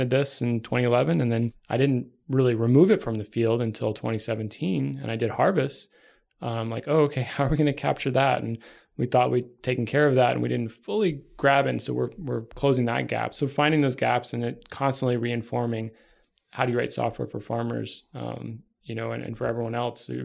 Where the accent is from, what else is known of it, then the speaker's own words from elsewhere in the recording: Texas, United States; yeah, I'm from Texas.